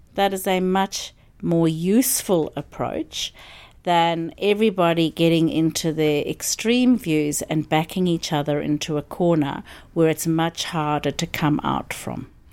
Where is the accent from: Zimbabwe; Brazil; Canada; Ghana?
Zimbabwe; moved away as an adult; also born or lived in South Africa / Melbourne, Australia; now in Byron Bay, Australia; I grew up in Zimbabwe and went to university in South Africa and came to Australia in nineteen eighty-nine.